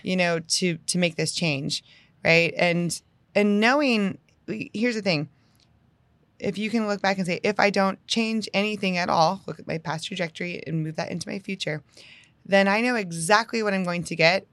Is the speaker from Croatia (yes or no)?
no; Northeast, United States; also born or lived in Houston area, Texas; now in Houston, United States; I'm from the Northeast